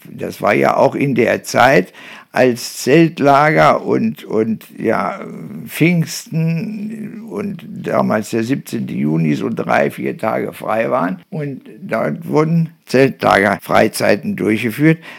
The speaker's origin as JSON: {"language": "German", "town": "Nörten-Hardenberg", "region": "Lower Saxony", "country": "Germany", "tie": "born or raised there", "said": "komme gebürtig aus Nörten-Hanberg. Dort habe ich meine Kindheit verbracht"}